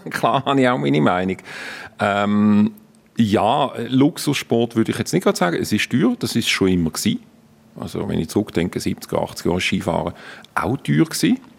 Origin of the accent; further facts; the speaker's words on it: Basel-Landschaft, Switzerland; now in Lenzerheide, Switzerland; Ich sage dann immer, ich bin kein Basler, ich bin Basel-Bieter. Ein Rapperswiler ist schließlich auch kein Zürcher.